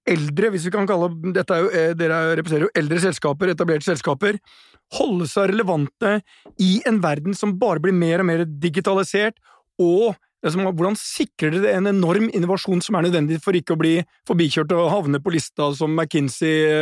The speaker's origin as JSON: {"language": "Norwegian", "town": "Porsgrunn", "region": "Telemark", "country": "Norway", "said": "det gleder mitt porsgrunshjerte!"}